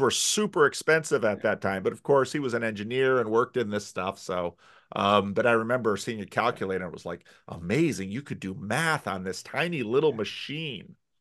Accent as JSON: {"language": "English", "country": "United States", "said": "As an American pastor"}